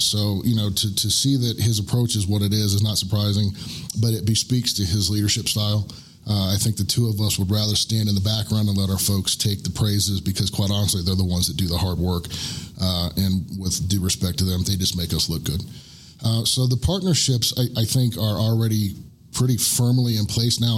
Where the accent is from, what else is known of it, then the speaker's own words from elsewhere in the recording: Orlando, Florida, United States; moved away as an adult; now in Woodland Park, United States; I am from Central Florida. I am from the Orlando area